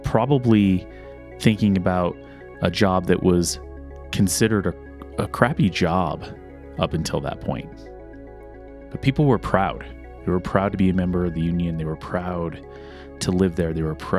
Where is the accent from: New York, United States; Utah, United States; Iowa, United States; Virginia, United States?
Utah, United States; Helper; moved away as an adult; also born or lived in Kenilworth, Utah; I grew up at the mouth of Spring Canyon.